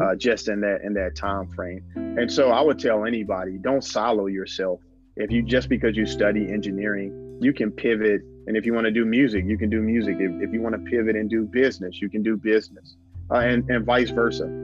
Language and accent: English; Gadsden, Alabama, United States; born and raised in Gadsden, Alabama